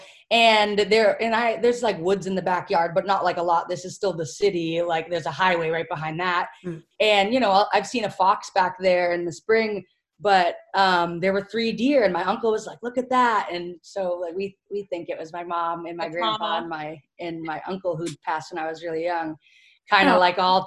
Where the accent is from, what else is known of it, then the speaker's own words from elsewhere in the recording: Manchester, New Hampshire, United States; I grew up in New Hampshire, in Manchester, and in a different house